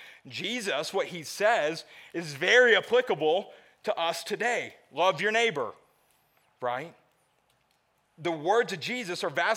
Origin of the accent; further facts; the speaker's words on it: the South, United States; moved away; I grew up in the South